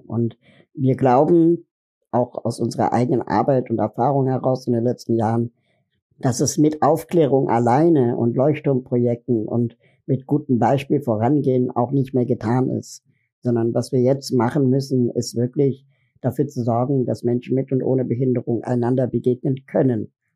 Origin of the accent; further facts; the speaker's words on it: Berlin, Germany; Ich komme aus Berlin